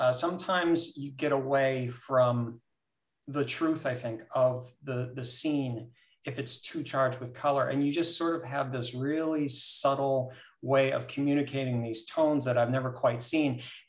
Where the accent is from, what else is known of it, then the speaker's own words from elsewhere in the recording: United States; I was lucky. I grew up sort of on Lake Erie, north in the state.